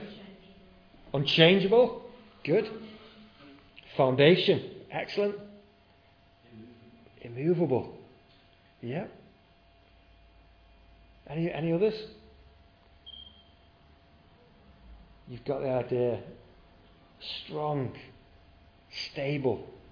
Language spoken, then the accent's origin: English; near Southport, North West England, United Kingdom; I grew up living near Southport